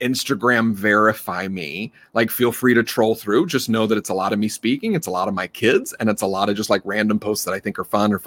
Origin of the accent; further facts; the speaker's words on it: North Carolina, United States; I'm from North Carolina. I'm raised in the South